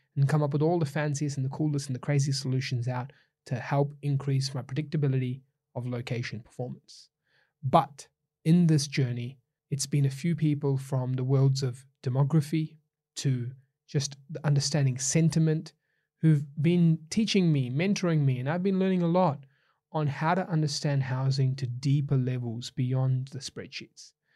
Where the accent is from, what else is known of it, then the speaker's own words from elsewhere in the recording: New Zealand; Growing up in New Zealand